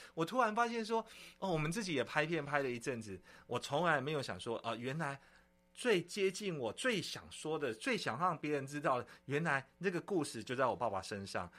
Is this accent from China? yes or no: no; Yunlin County, Taiwan; moved away; 我回我们老家，哈，我们老嗯。家有一个三合院，其实很久没住了呢